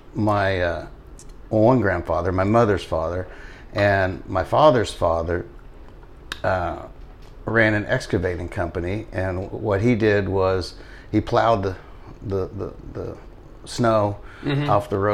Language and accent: English; Dallas, Texas, United States; also born or lived in Ogden, Utah / Las Cruces, New Mexico; there's some wonderful terrain in the state of Texas, but we grew up in Dallas, and mm-hmm. it's pretty flat there.